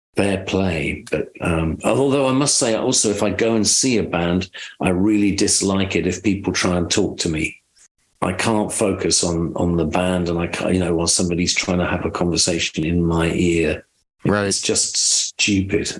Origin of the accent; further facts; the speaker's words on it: United Kingdom; moved away as an adult; also born or lived in London; now in Nashville, United States; I'm British